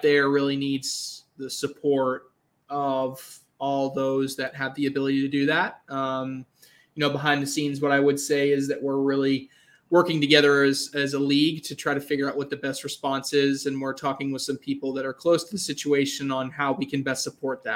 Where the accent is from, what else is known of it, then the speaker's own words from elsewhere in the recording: Massachusetts, United States; I'm from Massachusetts, which isn't Maine, but I took trips up to Maine on weekends as a kid